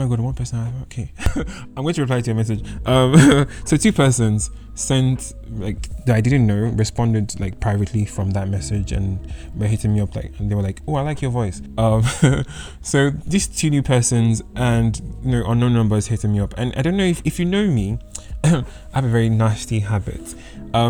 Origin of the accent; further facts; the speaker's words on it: United Kingdom; accent: predominantly British; My accent is kind of predominantly British